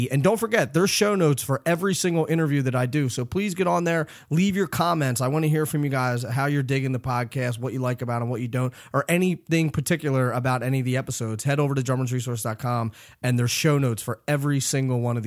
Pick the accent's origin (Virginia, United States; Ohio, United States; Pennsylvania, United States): Pennsylvania, United States; Philadelphia; moved away; I'm originally from Philly, but I live up here now.